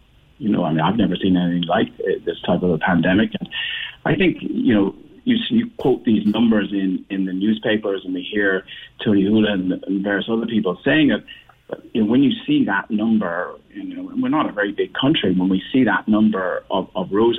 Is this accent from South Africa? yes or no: no; Cork, Munster, Ireland; moved away; also born or lived in Dublin; I lived in Dublin. I'm from Cork. I lived in Dublin for many years.